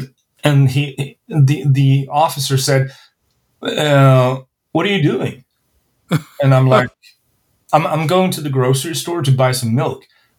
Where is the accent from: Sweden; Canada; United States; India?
Sweden; So I'm not from Stockholm, but you know, I can identify